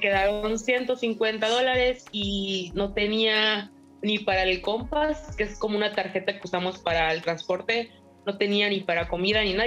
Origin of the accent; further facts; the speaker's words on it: Mérida, Yucatán, Mexico; moved away as an adult; now in Vancouver, Canada; Yo soy de Mérida, Yucatán